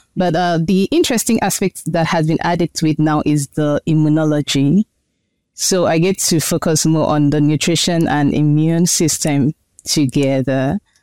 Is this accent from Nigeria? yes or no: yes; Nigeria; moved away as an adult; also born or lived in China; now in United States; My home country is Nigeria.